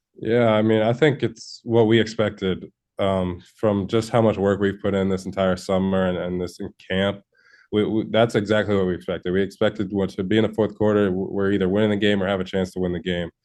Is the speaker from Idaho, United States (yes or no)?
no; Connecticut, United States; I'm from Connecticut